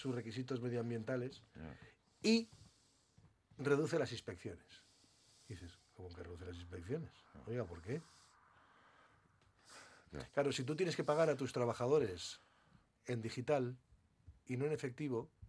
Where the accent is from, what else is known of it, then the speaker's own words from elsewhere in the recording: Bilbao, Basque Country, Spain; yo también soy de Bilbao, acomplejado.